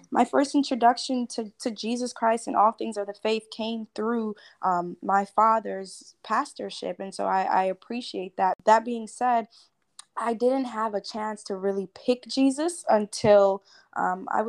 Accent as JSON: {"language": "English", "town": "New York City", "region": "New York", "country": "United States", "tie": "born or raised there", "said": "I am born and raised in Brooklyn, New York."}